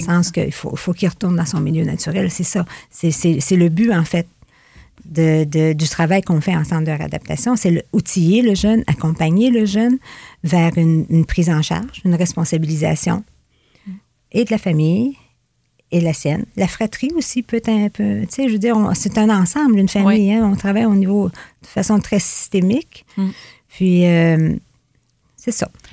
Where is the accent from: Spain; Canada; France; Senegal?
Canada; Fort-Prével, Quebec; also born or lived in Gaspé / Rimouski; Je suis native de Fort-Prével. J'y ai grandi mon enfance, mon adolescence, jusqu'à mon départ pour l'école